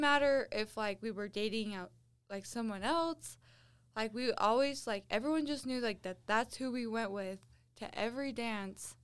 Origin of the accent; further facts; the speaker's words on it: central Utah, United States; This is in central Utah. Very rural.